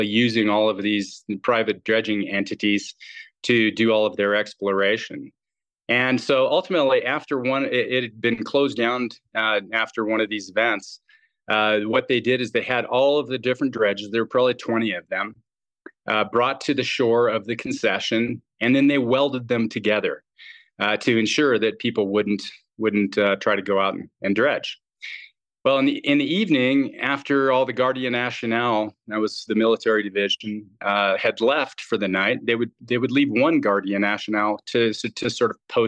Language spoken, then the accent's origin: English; Colorado, United States; moved away as an adult; also born or lived in Venezuela; I grew up in Colorado